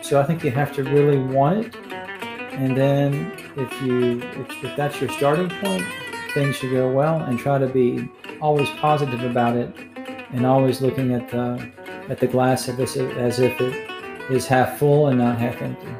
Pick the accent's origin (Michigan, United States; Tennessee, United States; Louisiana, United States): Tennessee, United States; Chattanooga; moved away as an adult; also born or lived in England / Spain / Argentina; I grew up in uh, Chattanooga, Tennessee, which is not so far from Atlanta uh, about two hours north.